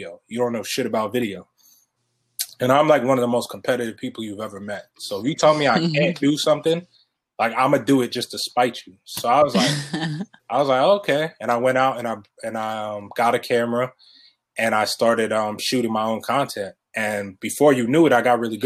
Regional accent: Elmont, New York, United States; I grew up in Elmont

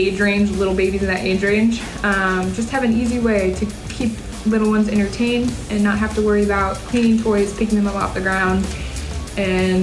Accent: Cincinnati, Ohio, United States; I am 28 years old and I am from Cincinnati, Ohio

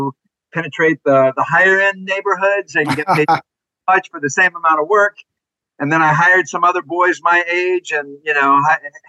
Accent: Austin, Texas, United States; moved away as an adult; also born or lived in Dallas, Texas / Connecticut / Nicaragua; I was born and raised in Texas, actually. Born in Dallas, grew up in Austin, went back to Dallas for high school.

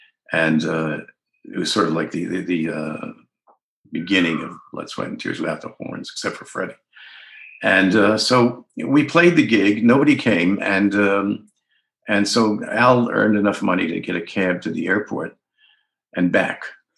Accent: New York City, New York, United States; I was from Bayside

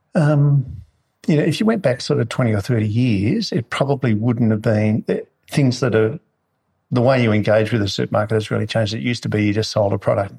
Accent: Marulan, New South Wales, Australia; moved away as an adult; also born or lived in Sydney / Melbourne; now in Northern Rivers, Australia; born in Sydney and uh, um, we moved when we were really young to Marulan, actually.

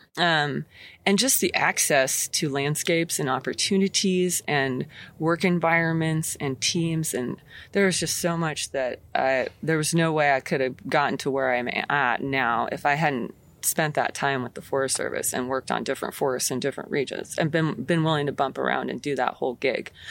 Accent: McKenzie River, Oregon, United States; I grew up on the Mackenzie River

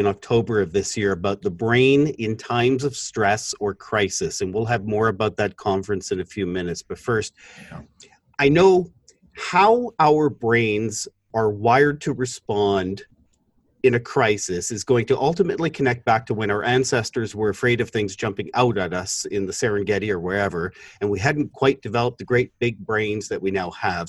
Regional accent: Toronto, Ontario, Canada; I grew up in Scarborough, so where you work is definitely my neck of the woods.

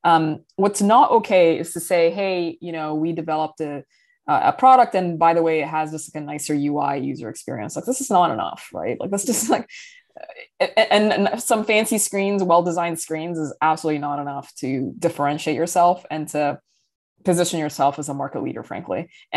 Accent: Riyadh, Riyadh Province, Saudi Arabia; also born or lived in Dubai, United Arab Emirates / London, United Kingdom / New York City, United States; I grew up in Riyadh, Saudi Arabia. I've also lived in Dubai in the United Arab Emirates, and I lived many years in London, England

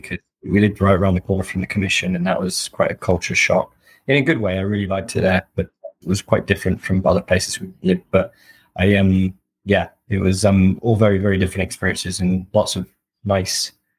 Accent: Wales, United Kingdom; born there; also born or lived in Riyadh, Saudi Arabia / Seattle, United States; So I was born in Wales, then moved to Riyadh in Saudi Arabia, and then very randomly, and then back to Seattle, then back to the UK, then back to all over the US.

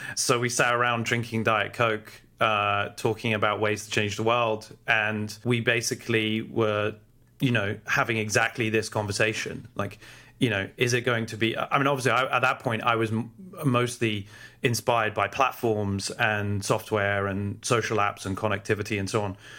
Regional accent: London, United Kingdom; also born or lived in Oxford; I grew up in London and went to Oxford

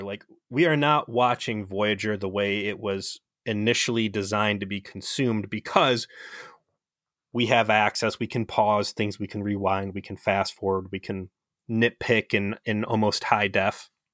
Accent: United States; as an American

